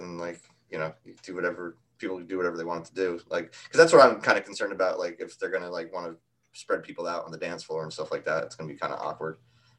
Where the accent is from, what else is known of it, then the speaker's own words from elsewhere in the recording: New York, United States; we're from New York.